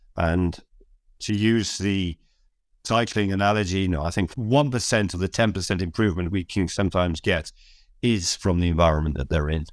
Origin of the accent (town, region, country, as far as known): Cheltenham, South West England, United Kingdom; moved away as an adult; now in Scotland, United Kingdom